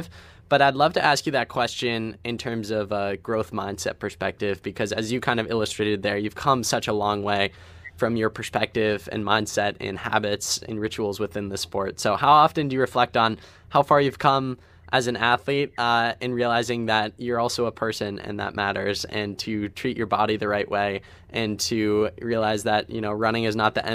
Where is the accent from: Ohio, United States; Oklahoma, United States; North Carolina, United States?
Ohio, United States; I'm from Ohio, so I'm in the Midwest region